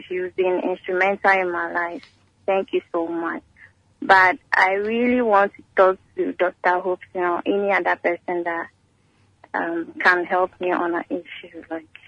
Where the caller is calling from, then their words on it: Accra, Greater Accra, Ghana; I'm calling from Accra.